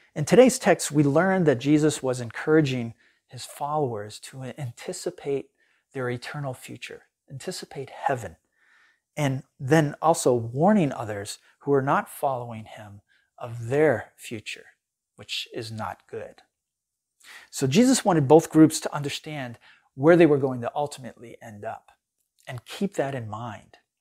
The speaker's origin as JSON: {"language": "English", "country": "United States", "said": "as American Christians"}